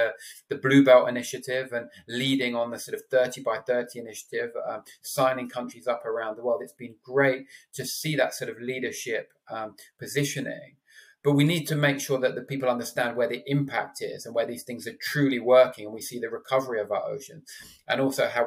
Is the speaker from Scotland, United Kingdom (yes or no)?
no; London, United Kingdom; also born or lived in Exeter; now in Cornwall, United Kingdom; I'm a Londoner born and bred who lives in Cornwall now